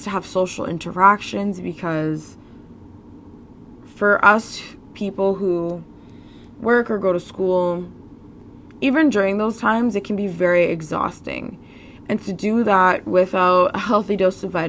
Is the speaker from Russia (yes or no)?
no; Canada; being a Canadian